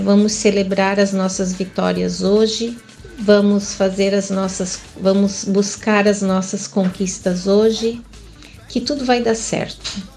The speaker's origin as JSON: {"language": "Portuguese", "town": "Joinville", "region": "Santa Catarina", "country": "Brazil", "tie": "born or raised there", "said": "eu nasci aqui em Joinville"}